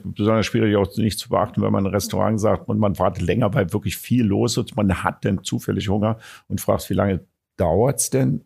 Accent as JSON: {"language": "German", "region": "Berlin", "country": "Germany", "tie": "born or raised there", "said": "Ich, ich bin geborener Berliner"}